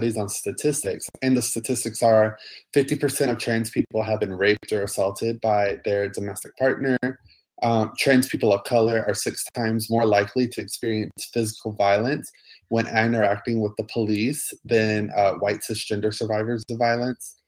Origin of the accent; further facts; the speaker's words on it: Montgomery, Alabama, United States; moved away; also born or lived in Atlanta, Georgia / Orlando, Florida; I grew up in Montgomery, Alabama, and in between Montgomery and Atlanta.